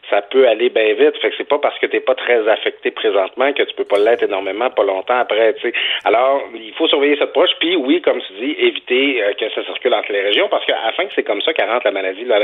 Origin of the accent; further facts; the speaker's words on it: Quebec, Canada; moved away; moi, je viens du Saguenay-Saint-Jean